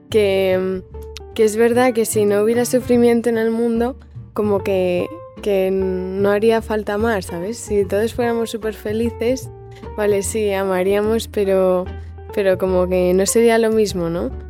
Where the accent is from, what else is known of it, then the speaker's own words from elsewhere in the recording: Madrid, Community of Madrid, Spain; eh, tengo 18 años y soy de Madrid.